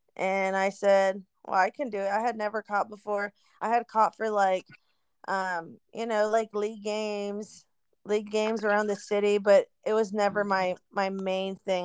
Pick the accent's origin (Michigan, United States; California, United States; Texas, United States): Texas, United States; Eagle Pass; now in San Antonio, United States; I'm from Eagle Pass, Texas